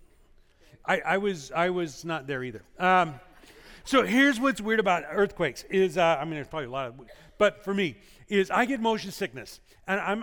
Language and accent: English; Illinois, United States; now in California, United States; Growing up in Illinois